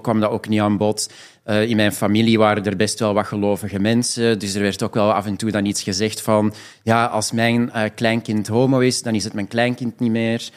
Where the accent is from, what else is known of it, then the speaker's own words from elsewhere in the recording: Belgium; moved away as an adult; now in Amsterdam, Netherlands; Ik eh. ben eigenlijk 100% Belgisch. Ik heb daar 27 jaar gewoond en gewerkt.